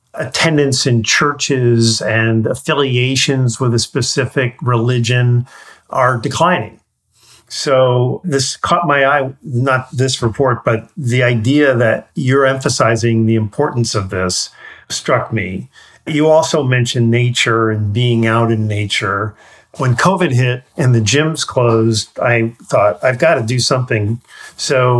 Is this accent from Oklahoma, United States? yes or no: no; New York, United States; I grew up in New York